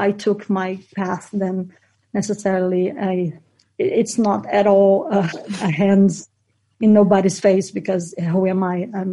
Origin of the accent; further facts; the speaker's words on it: Brazil; moved away as an adult; also born or lived in United Kingdom / Netherlands; I come from Brazil and I did social work when I was 17